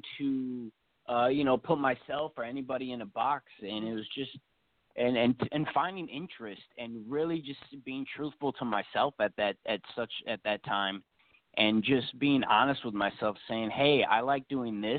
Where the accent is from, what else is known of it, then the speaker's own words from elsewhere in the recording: Racine, Wisconsin, United States; I'm originally from Racine, Wisconsin